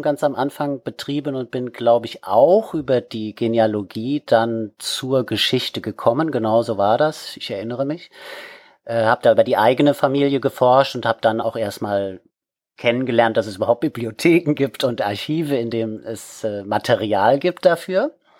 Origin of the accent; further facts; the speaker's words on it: Wiesbaden, Hesse, Germany; now in Kiel, Germany; komme ursprünglich aus Wiesbaden, bin dort geboren worden und habe dort schon als Kind im Heimatmuseum gearbeitet